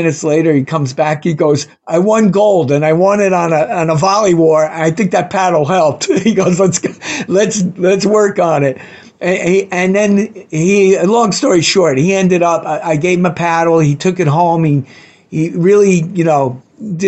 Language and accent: English; New York, United States; I'm a New Yorker.